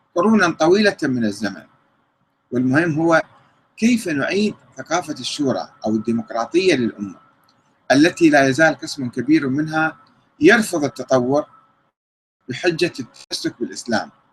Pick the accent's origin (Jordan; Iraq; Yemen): Iraq; كنا نعمل كعراقيين